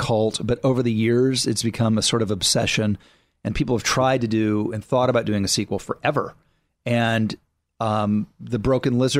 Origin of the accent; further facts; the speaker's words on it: Texas, United States; I'm a Texan